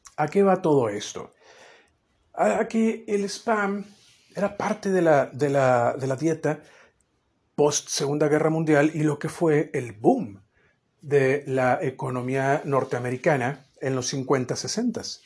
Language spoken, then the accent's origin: Spanish; Mexico; como mexicano